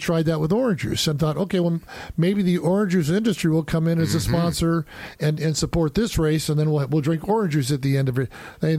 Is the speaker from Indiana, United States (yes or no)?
yes; Indianapolis, Indiana, United States; now in St. Petersburg, United States; I'm from Indianapolis, and when you live in Indianapolis for more than a year, there's a requirement that you have to become a passionate IndyCar fan, and I am.